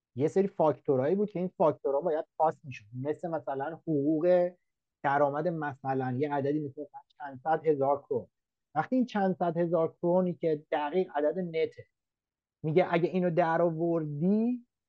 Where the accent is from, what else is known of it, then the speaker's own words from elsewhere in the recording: Iran; moved away as an adult; also born or lived in Denmark; now in Australia; منی که از ایران میام